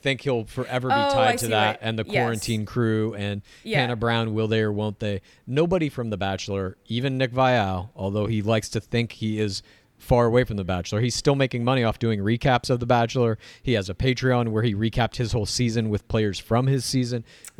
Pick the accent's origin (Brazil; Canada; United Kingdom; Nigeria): Canada; But I can't believe as a Canadian.